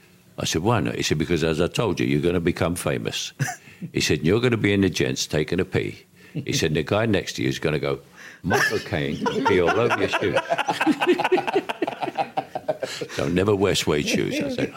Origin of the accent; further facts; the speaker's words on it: London, United Kingdom; accent: Cockney; I came from the Elephant and Castle.